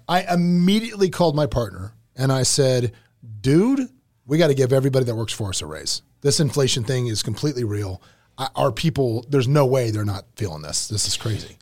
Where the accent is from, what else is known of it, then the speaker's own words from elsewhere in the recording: Lake City, Florida, United States; also born or lived in Gainesville; My actual hometown in Lake City.